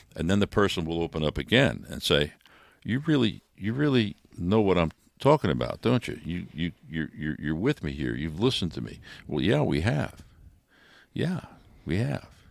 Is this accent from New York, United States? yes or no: yes; New York, United States; moved away; I'm from New York